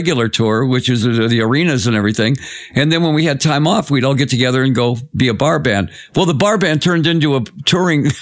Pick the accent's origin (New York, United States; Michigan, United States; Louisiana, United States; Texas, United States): Michigan, United States; Detroit; my hometown, Detroit